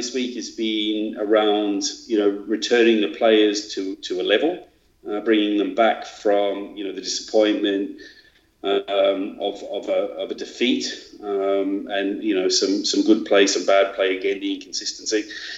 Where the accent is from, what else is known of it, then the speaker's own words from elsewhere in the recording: Australia; moved away as an adult; now in Sheffield, United Kingdom; I'm Australian.